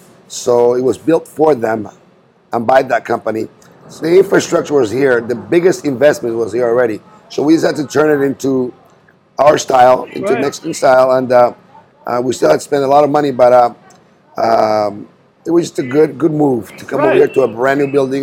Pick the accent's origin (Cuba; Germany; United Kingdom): Cuba; also born or lived in Key West / Los Angeles; now in Bakersfield, United States; So my brother and I were Cuban. We were born and raised in Cuba.